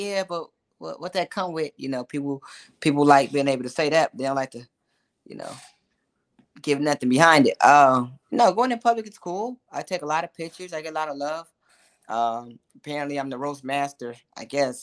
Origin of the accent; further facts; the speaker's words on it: Chicago, Illinois, United States; I'm originally from Chicago. I'm a hood baby.